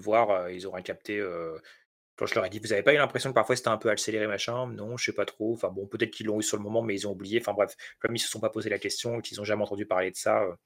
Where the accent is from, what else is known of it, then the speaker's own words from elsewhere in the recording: France; je suis français